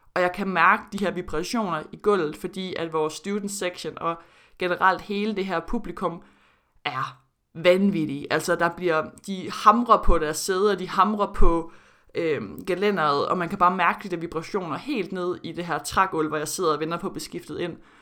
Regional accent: Denmark; moved away as an adult; also born or lived in Florida, United States; min tid i Danmark før college

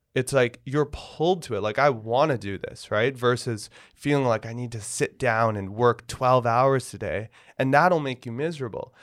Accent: Toronto, Ontario, Canada; moved away; I grew up in Toronto

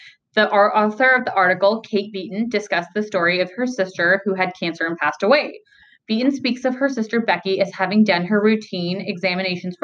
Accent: Ontario, Canada; I've only ever lived in Ontario

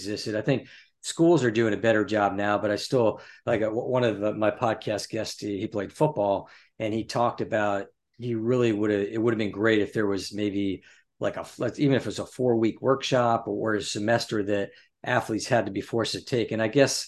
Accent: New Jersey, United States; growing up in New Jersey

